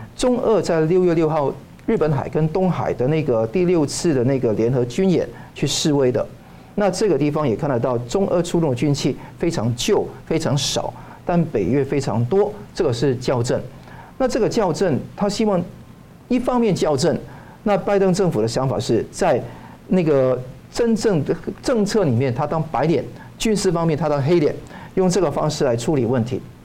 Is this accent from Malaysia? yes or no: no; Hong Kong; now in Taiwan; 香港呢， 我， 我觉得说是以前我小时候长大的地方